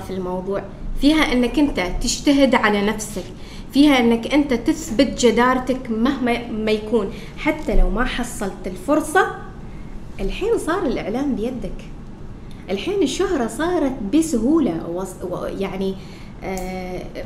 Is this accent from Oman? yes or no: yes; Oman; moved away as an adult; now in Qatar; أنا الفتاة العمانية الوحيدة في مجموعة آه، قنوات بي ان سبورت